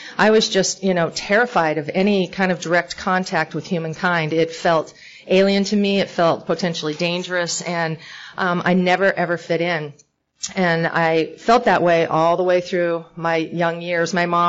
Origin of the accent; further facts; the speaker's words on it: California, United States; born there; I was born in Northern California, and my dad's alcoholic.